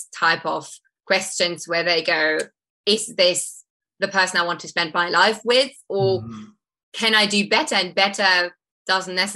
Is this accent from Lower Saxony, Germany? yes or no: no; Munich, Bavaria, Germany; moved away as an adult; my hometown of Munich